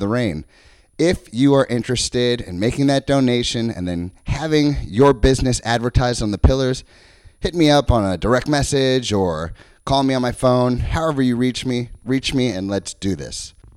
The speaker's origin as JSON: {"language": "English", "town": "St. Louis", "region": "Missouri", "country": "United States", "tie": "born or raised there", "also_born_or_lived": "Florida / New York City", "moved": "yes", "lives_now": "Hammonton, United States", "said": "growing up in St. Louis, Missouri"}